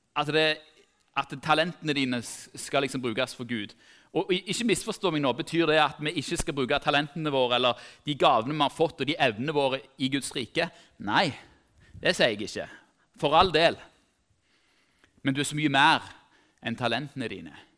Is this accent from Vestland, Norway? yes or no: no; Tau, Rogaland, Norway; Jeg er som sagt fra Tau